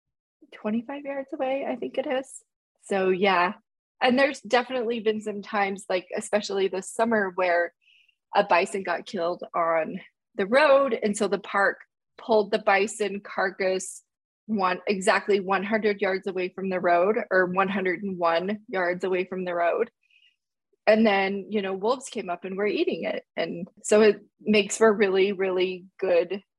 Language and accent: English; Utah, United States; also born or lived in Switzerland; We're from Utah, but we were living in Switzerland